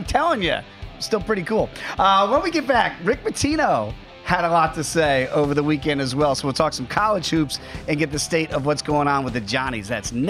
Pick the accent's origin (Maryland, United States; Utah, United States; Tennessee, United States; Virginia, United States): Virginia, United States; growing up in Virginia